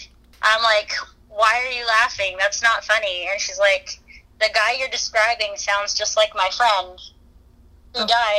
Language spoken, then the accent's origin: English; central Alberta, Canada; I'm from Alberta.